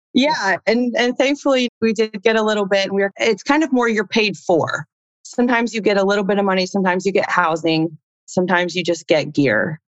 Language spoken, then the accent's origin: English; Indiana, United States; moved away as an adult; also born or lived in Chile / Houston, Texas; growing up in Indiana, I actually wanted to play basketball